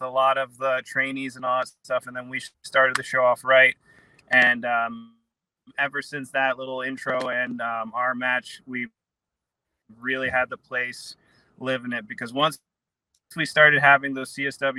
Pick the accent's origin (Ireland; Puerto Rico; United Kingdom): Puerto Rico; Guaynabo; moved away; I was born in Puerto Rico, Guaynabo, Puerto Rico